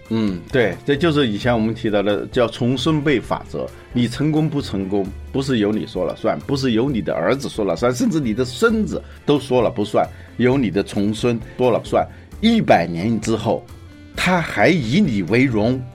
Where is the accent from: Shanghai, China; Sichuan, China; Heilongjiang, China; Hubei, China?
Hubei, China; now in Beijing, China; 这是湖北，这是我们的老家